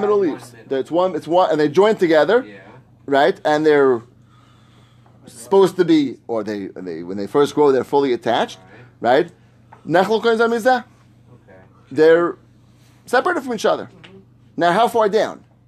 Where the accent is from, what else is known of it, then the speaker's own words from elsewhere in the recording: New York, United States; I grew up in New York.